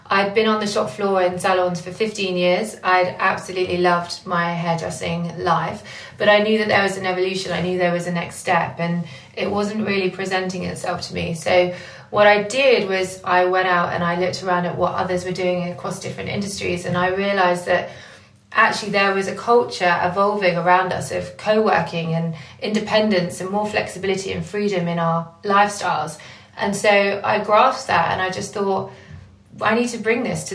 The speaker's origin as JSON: {"language": "English", "area": "Essex", "region": "East of England", "country": "United Kingdom", "moved": "as an adult", "lives_now": "London, United Kingdom", "said": "I'm a hairdresser from Essex and who moved to London 5 years into her career"}